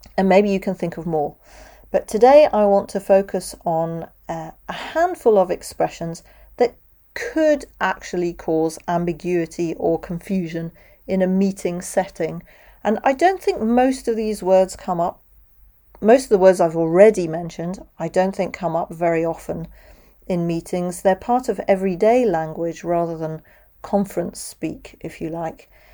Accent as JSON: {"language": "English", "country": "United Kingdom", "accent": "British, close to RP", "moved": "yes", "lives_now": "Europe", "said": "I'm British. I speak with a British accent. I'm based in Europe"}